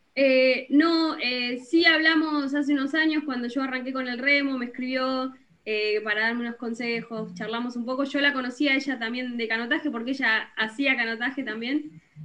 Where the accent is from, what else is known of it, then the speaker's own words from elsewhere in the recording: Bolívar, Buenos Aires Province, Argentina; yo soy de Bolívar, una ciudad del interior de Buenos Aires